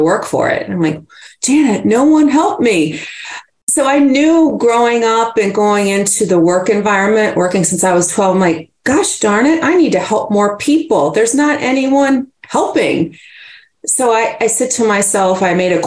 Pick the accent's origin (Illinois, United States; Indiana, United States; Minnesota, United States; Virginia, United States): Virginia, United States; Yes, in Virginia. And I'm so honored that and happy I grew up there.